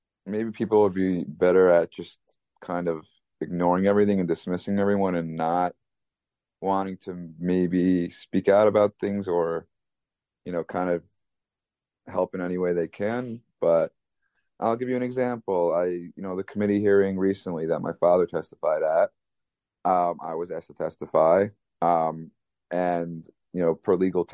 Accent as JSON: {"language": "English", "area": "Long Island", "region": "New York", "country": "United States", "tie": "born or raised there", "also_born_or_lived": "Manhattan, New York", "said": "growing up in Long Island, living in Manhattan the past decade plus"}